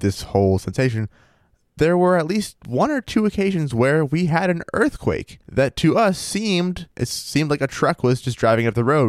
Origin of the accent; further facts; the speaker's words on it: central Maine, United States; growing up in Maine